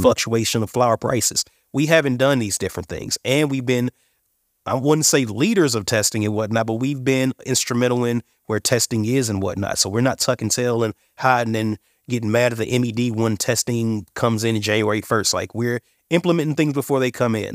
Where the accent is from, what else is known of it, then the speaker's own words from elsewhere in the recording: Indiana, United States; now in Colorado, United States; I'm from Indiana. originally.